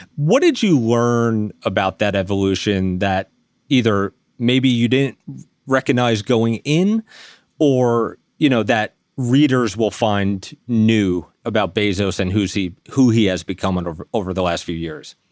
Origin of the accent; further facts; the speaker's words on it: New York City, New York, United States; now in Bergen County, United States; I was raised in Staten Island